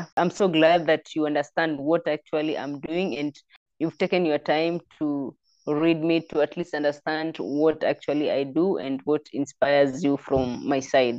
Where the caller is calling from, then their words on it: Kitale, Rift Valley, Kenya; I'm an IOC Young Leader representing Kenya, and I'm calling from Kenya in a city called, in a town called Kitale. It's in the Rift Valley part of Kenya.